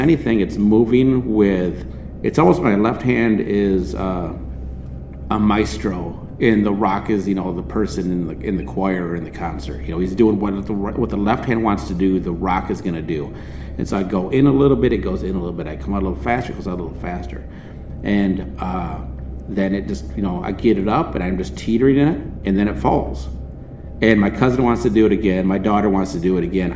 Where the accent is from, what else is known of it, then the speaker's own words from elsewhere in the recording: Michigan, United States; we're from Michigan.